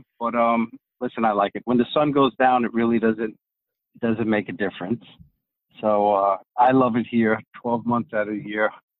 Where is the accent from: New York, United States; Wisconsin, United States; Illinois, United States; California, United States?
New York, United States; New York City; Okay, well … I was born and raised in New York City. I am from Greek descent.